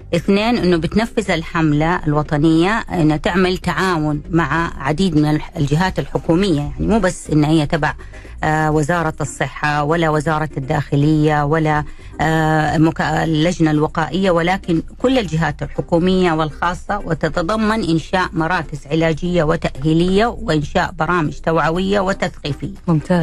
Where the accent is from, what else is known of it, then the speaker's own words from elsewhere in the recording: Saudi Arabia; عندنا في بلدنا السعوديه